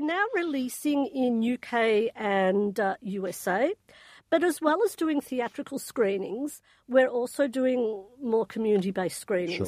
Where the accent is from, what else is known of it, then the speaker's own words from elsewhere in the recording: Australia; I'm Australian